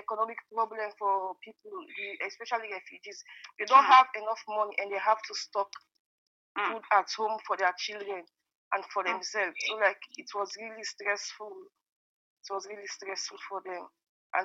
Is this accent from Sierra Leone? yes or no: yes; Sierra Leone; moved away as an adult; now in Germany; I'm from Sierra Leone, and a small country in West Africa.